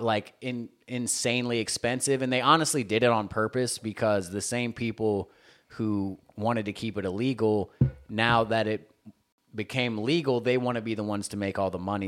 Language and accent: English; Tennessee, United States; moved away as an adult; also born or lived in Panama City Beach, Florida; now in California, United States; I grew up landlocked in the South, like Tennessee